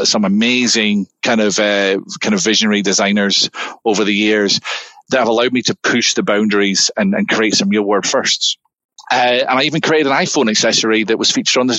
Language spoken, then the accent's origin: English; Scotland, United Kingdom; moved away as an adult; now in Southern California, United States; back in Scotland, where I'm from